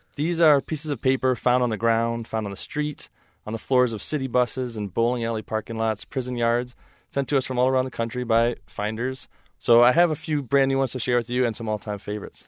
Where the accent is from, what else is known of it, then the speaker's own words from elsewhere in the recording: Ann Arbor, Michigan, United States; my hometown, Ann Arbor, Michigan